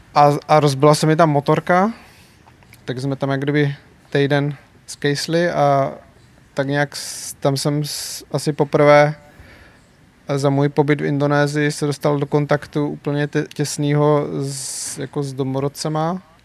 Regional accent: Czechia; jako Češi

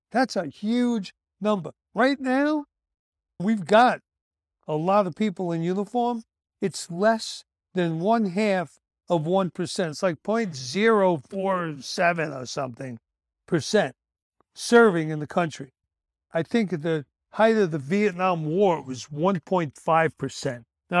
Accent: Brooklyn, New York, United States; I don't know what you'd call the neighborhoods I grew up in Brooklyn, but, you know, they weren't Jewish, that's for sure, man. Where I grew up was all Christian, mostly Catholic.

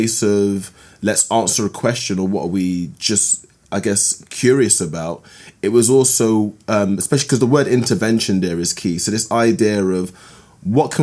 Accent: London, United Kingdom; I grew up in London, and I grew up in London in the 80s and 90s

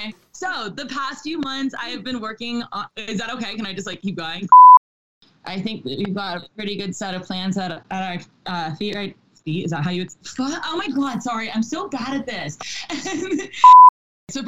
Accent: South Florida, United States; I grew up in South Florida

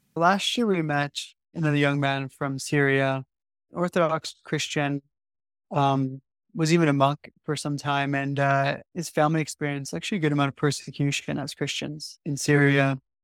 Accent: Canada; now in London, United Kingdom; I was born in a immigrant family from Dutch background. And I grew up in Canada

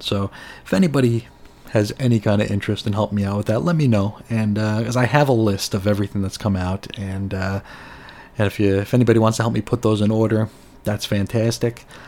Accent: United States; as an American

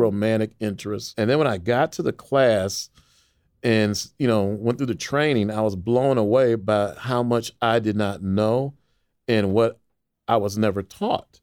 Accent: Waukegan, Illinois, United States; I grew up in Waukegan, Illinois, which is a suburb north of Chicago

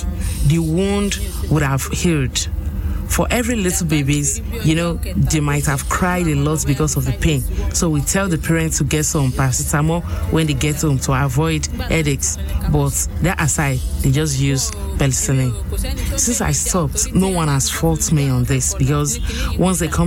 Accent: Ilorin, Kwara, Nigeria; I'm from Sokoto Aloba here in Ilorin, Kwara State

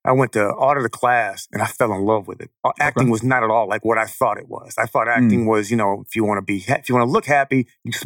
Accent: Chicago, Illinois, United States; I'm from Chicago, born and raised.

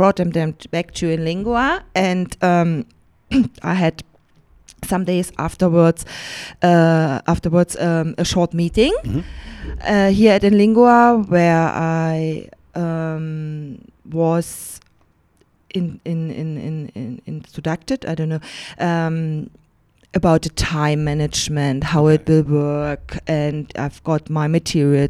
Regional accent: eastern Germany, Germany; English is a second language; moved away as an adult; also born or lived in London; I grew up in the Eastern Germany, in Eastern Germany.

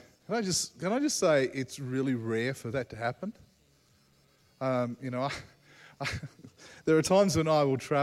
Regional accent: Australia; As an Australian, Australians tend to say it as it is, pretty straight

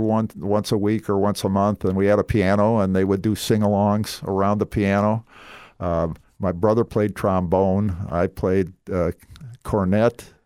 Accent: Minneapolis, Minnesota, United States; moved away as an adult; also born or lived in Scottsdale, Arizona; now in Southwest Florida, United States; I grew up in South Minneapolis in Minnesota

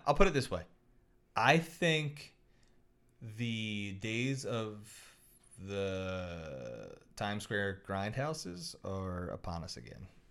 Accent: Philadelphia, Pennsylvania, United States; also born or lived in Roxbury; I'm from South Philly and Roxbury." I spent a lot of time in South Philly.

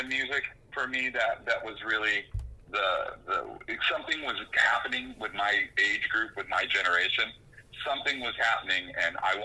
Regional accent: Oxnard, California, United States; moved away as an adult; also born or lived in Ventura, California / New York / New Orleans; I grew up in a small suburb just south called Oxnard

